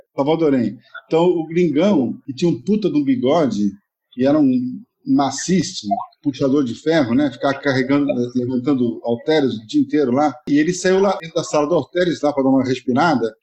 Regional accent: São Paulo, Brazil; moved away as an adult; also born or lived in Rio de Janeiro; now in Rome, Italy; Eu vim de São Paulo

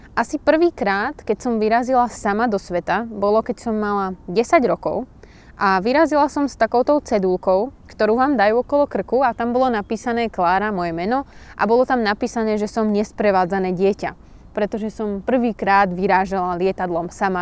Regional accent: Púchov, Trenčín Region, Slovakia; kde bývam, odkiaľ pochádzam a kde som sa narodila

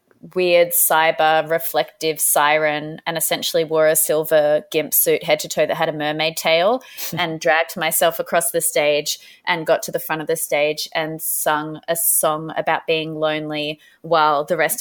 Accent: Sydney, New South Wales, Australia; But originally I am from Sydney, the Gadigal clan of the Eora Nation is the land from where I'm from.

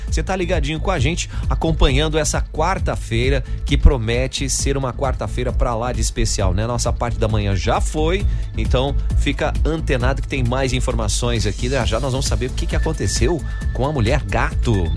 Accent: Jaraguá do Sul, Santa Catarina, Brazil; nós que somos aqui de Jaraguá do Sul

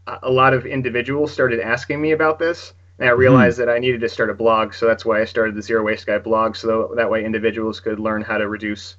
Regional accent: California, United States; Northern California near San Francisco. We're very, very liberal, very progressive, very environmentally friendly.

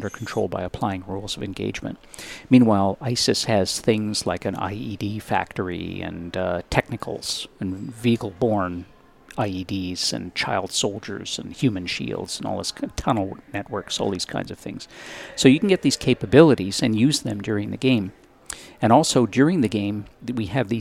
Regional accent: Victoria, British Columbia, Canada; the University of Victoria, which is my hometown

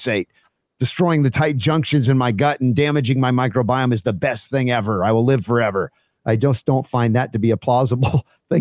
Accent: the South, United States; growing up in the South

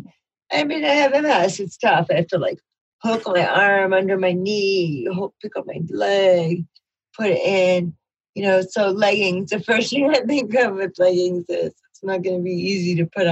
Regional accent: New York, United States; I'm a New Yorker

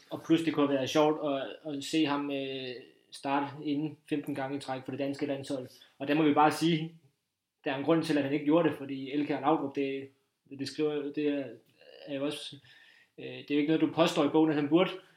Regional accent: Funen, Southern Denmark, Denmark; nu er vi jo på Fyn, og jeg er Fynbo

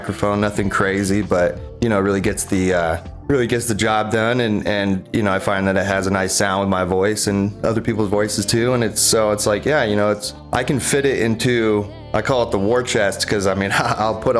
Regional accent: Bay Area, Northern California, United States; moved away as an adult; now in Maui, United States; growing up in the Bay Area

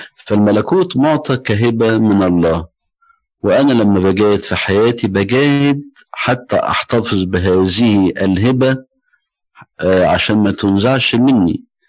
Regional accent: Egypt; عندنا في مصر

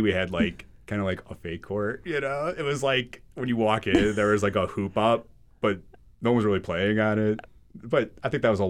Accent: Midwest, United States; Honestly, like, growing up in the Midwest kind of reminds me a lot of Western Massachusetts. You know, it's just people are nice.

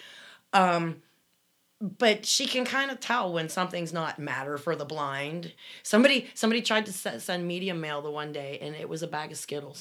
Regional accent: Canada; Love your show. I'm from Canada.

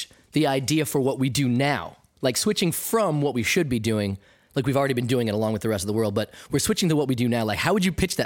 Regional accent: United States; as an American

